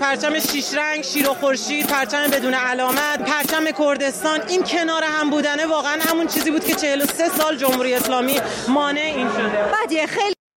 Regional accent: Iran; moved away as an adult; مدت زیادی نیستش که از ایران اومدم بیرون

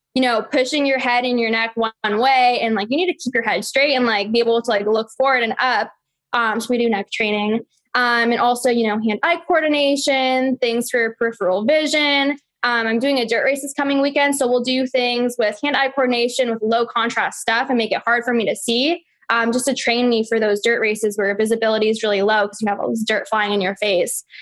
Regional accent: San Francisco, California, United States; I was born in San Francisco and I was born and raised in the Bay Area

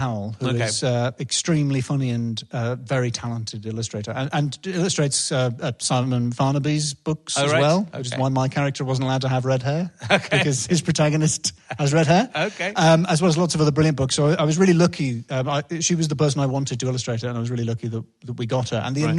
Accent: Northern England, United Kingdom; I'm quite an emotionally repressed English, northern man. I'm half Scottish.

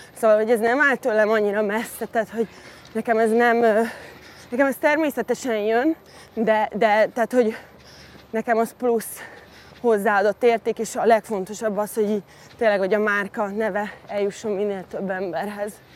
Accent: Hungary; also born or lived in London; a városban nőttem fel a, úgymond a hiénák között a divat világában

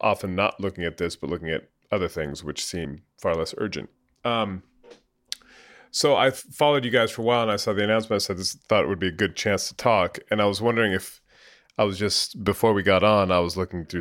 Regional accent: California, United States; moved away as an adult; also born or lived in United Kingdom / Spain; I grew up in California. I lived in the UK for 15 years and then I came back, or 13 years, 2 years in Spain

